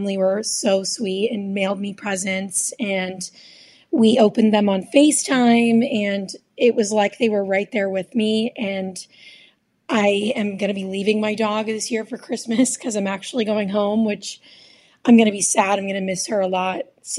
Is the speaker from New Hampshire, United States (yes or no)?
yes; New Hampshire, United States; also born or lived in East Nashville, Tennessee; now in Nashville, United States; I decided to stay here due to the pandemic, and I'm from New Hampshire, and it just seemed too far for me to travel to make it back home.